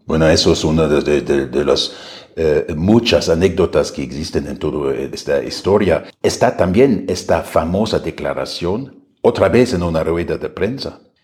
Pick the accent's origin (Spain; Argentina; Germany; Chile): Germany; moved away as an adult; now in Mexico City, Mexico